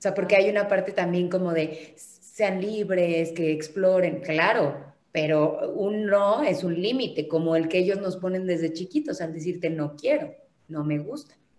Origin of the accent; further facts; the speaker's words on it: Mexico; somos todos los mexicanos